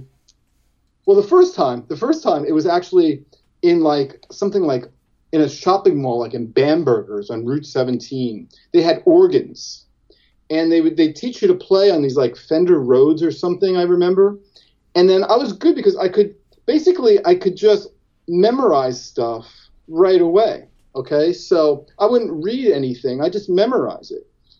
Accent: Jersey City, New Jersey, United States; also born or lived in West New York, New Jersey; I was born in Jersey City

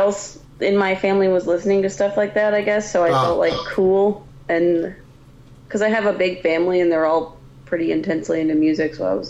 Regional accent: Columbus, Ohio, United States; Yeah, I'm from Columbus, Ohio.

